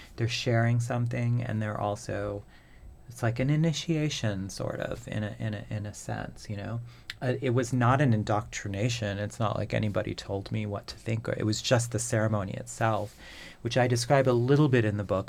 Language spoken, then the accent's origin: English; Manitoba, Canada; moved away; I grew up in Manitoba, and in farther north than